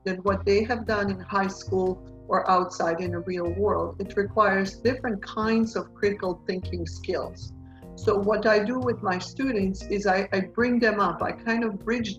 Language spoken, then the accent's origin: English; Bosnia & Herzegovina; moved away as an adult; also born or lived in Fresno, United States; now in United States; I am a native Bosnian, which means that I was born in Bosnia.